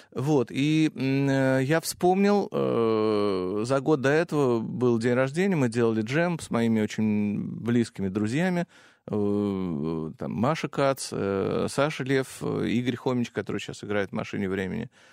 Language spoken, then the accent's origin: Russian; Russia; moved away as an adult; also born or lived in Los Angeles; я был из России